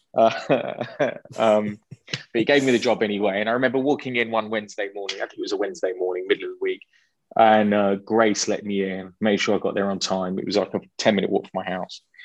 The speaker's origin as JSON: {"language": "English", "region": "London", "country": "United Kingdom", "tie": "born or raised there", "said": "a Jewish boy growing up in London"}